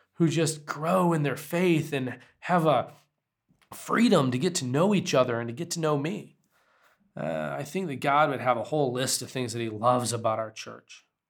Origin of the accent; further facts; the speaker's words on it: United States; as an American with a sensitive spirit